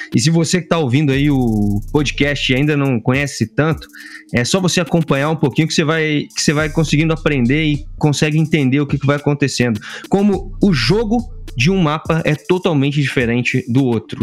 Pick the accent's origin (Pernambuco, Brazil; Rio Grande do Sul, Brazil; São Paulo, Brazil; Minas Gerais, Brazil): Minas Gerais, Brazil; Juiz de Fora; eu sou de Juiz de Fora, né, Minas Gerais